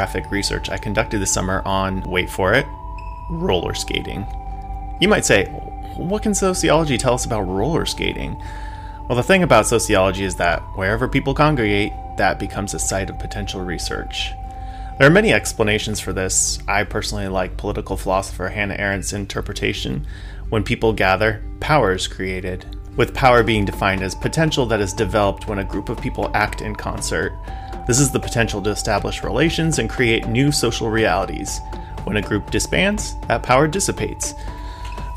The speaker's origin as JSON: {"language": "English", "area": "San Gabriel Valley", "region": "Southern California", "country": "United States", "tie": "born or raised there", "said": "I grew up in Southern California's San Gabriel Valley"}